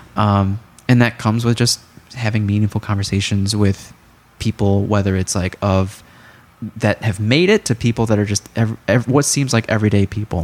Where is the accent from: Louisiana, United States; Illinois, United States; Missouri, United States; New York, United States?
Illinois, United States; Chicago; as a Chicagoan